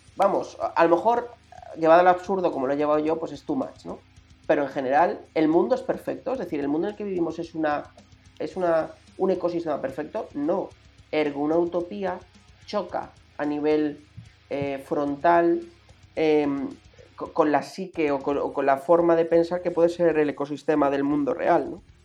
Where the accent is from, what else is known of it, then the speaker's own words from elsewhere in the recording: Madrid, Community of Madrid, Spain; como buenos madrileños